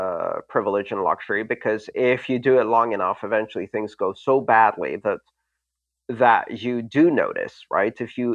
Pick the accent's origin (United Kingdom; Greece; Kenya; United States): Greece; English is a second language; Like when I grew up in Greece, that we always discussed those things at the dinner table with our parents